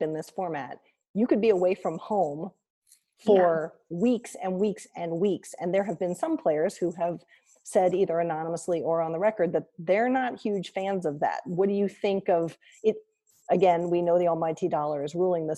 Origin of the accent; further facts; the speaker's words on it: Columbus, Ohio, United States; my hometown, Columbus